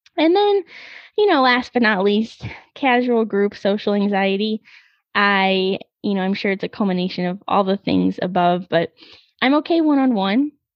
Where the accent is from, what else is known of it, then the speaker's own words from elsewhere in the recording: Missouri, United States; moved away as an adult; I went to school on the East Coast and I'm from Missouri